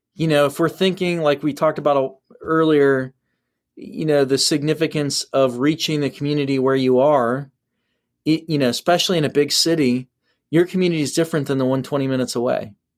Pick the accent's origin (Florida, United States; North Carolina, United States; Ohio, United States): Ohio, United States; I'm from Ohio.